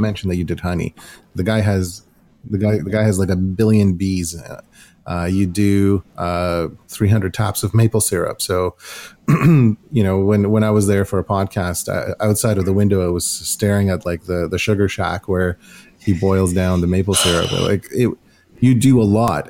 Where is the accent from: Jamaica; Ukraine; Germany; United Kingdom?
Ukraine; now in Canada; growing up in Ukraine